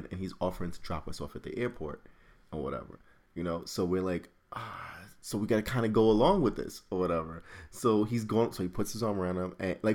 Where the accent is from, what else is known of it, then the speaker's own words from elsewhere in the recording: New York, United States; we're from New York